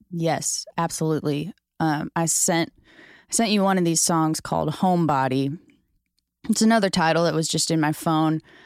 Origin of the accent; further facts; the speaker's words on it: St. Louis, Missouri, United States; moved away as an adult; now in Nashville, United States; I'm from Saint Louis